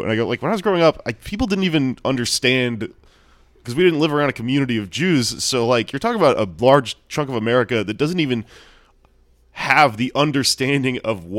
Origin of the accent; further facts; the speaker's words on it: Houston, Texas, United States; now in New York, United States; I grew up in Houston.